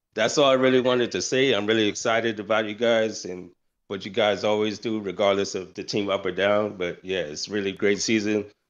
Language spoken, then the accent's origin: English; New York City, New York, United States; now in Georgia, United States; I'm originally from the Bronx